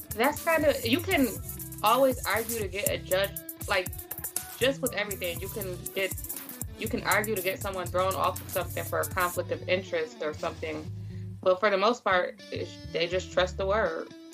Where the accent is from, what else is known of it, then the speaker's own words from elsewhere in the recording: Buffalo, New York, United States; my hometown. Of course I'm in Buffalo again